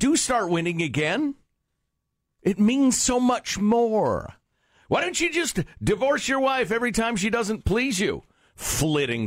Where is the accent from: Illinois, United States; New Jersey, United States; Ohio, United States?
Illinois, United States; Chicago; moved away; I grew up in Chicago